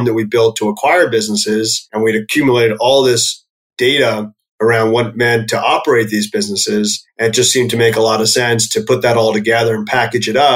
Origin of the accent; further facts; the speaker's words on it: New York, United States; also born or lived in Pennsylvania; I grew up just outside of New York City